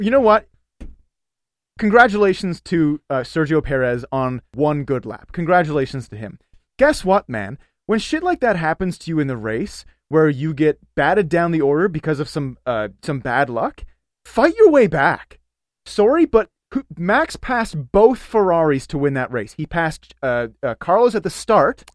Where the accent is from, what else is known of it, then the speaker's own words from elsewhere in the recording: Canada; we're Canadian.